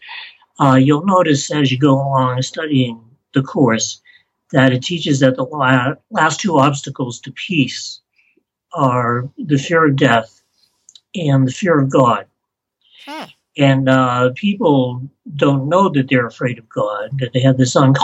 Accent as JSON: {"language": "English", "town": "Beverly", "region": "Massachusetts", "country": "United States", "tie": "born or raised there", "also_born_or_lived": "Salem, Massachusetts", "moved": "yes"}